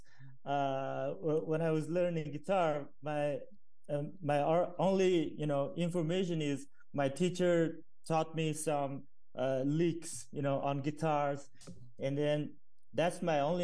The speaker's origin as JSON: {"language": "English", "region": "Inner Mongolia", "country": "China", "said": "we come from Inner Mongolia, which is a region in China"}